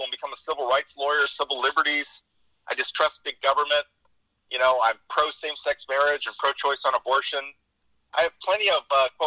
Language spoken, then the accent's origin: English; San Joaquin Valley, Central California, United States; I come from farm country in the San Joaquin Valley in Central California, and not from the city. So coming off a farm, you're conservative. And then I was a member of Generation X